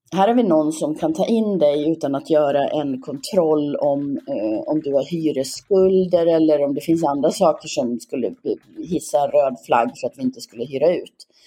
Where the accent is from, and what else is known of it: Gagnef, Dalarna County, Sweden; born or raised there; also born or lived in Leksand; now in Falun, Sweden